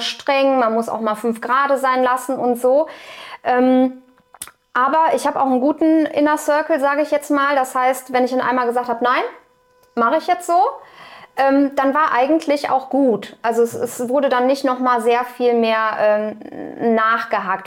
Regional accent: Cologne, North Rhine-Westphalia, Germany; ich bin Kölnerin

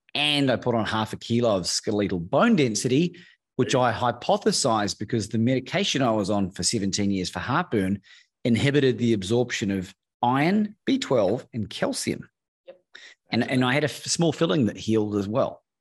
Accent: New Zealand; moved away as an adult; also born or lived in Australia; now in Mexico; In New Zealand. First 20 years, I've spent half my life in both countries

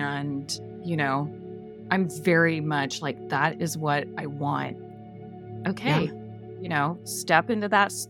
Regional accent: Pasadena, California, United States; also born or lived in south of France; now in California, United States; growing up

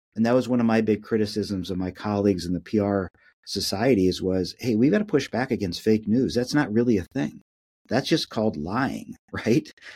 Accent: Minneapolis, Minnesota, United States; I'm born and raised in Minneapolis

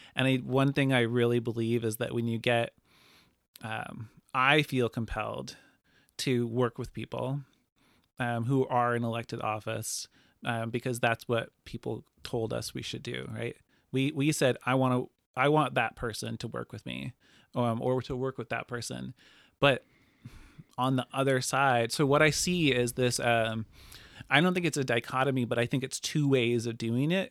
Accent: Lincoln City, Oregon, United States; born and raised, um, in Lincoln City.

